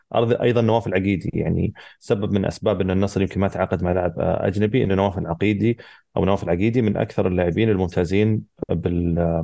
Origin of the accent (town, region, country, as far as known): Saudi Arabia